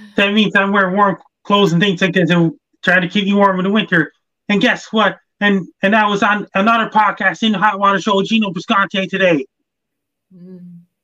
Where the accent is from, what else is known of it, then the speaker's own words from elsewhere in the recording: Sydney, Nova Scotia, Canada; in Sydney, Nova Scotia, my hometown right now